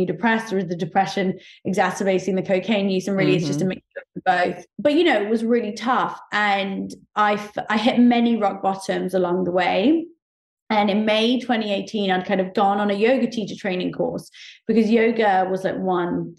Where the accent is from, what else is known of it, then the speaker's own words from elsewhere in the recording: Oxford, South East England, United Kingdom; also born or lived in Saudi Arabia; I grew up in Oxford in the UK